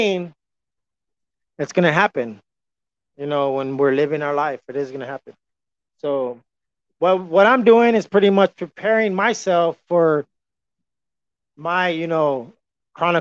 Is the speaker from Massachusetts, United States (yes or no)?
no; San Antonio, Texas, United States; I am from San Antonio, but we never had a professional team all my life.